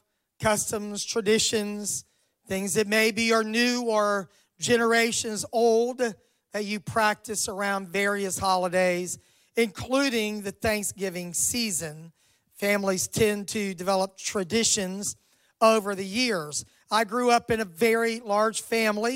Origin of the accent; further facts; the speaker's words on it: Miami, Florida, United States; moved away as an adult; also born or lived in Jackson, Mississippi; I'm from Miami, Florida, so my parents lived quite a ways away